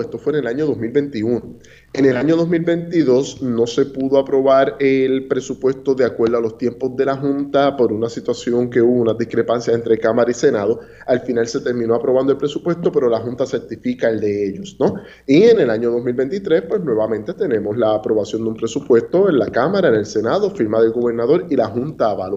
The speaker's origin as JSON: {"language": "Spanish", "country": "Puerto Rico", "said": "… y yo, que ambos presentamos y somos egresados de la Universidad de Puerto Rico"}